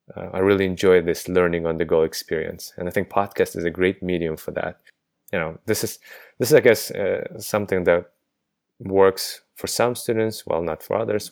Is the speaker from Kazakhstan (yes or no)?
yes; Kazakhstan; also born or lived in United States; now in London, United Kingdom; I am a native of Kazakhstan, but I haven't been there in, let's see, over fifteen years